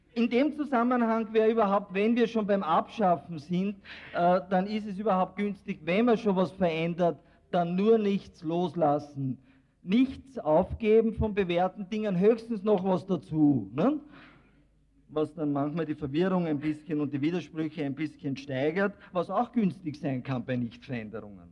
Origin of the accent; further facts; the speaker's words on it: Austria; bei uns in Österreich